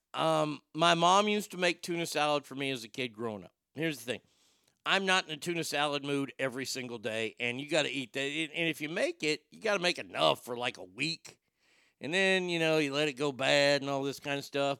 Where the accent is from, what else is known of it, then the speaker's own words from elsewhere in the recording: Garland, Texas, United States; I grew up in Garland